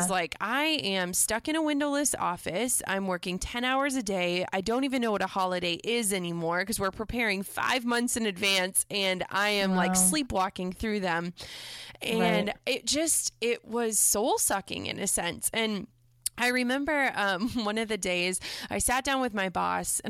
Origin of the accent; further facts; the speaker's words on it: Minnesota, United States; I'm from Minnesota originally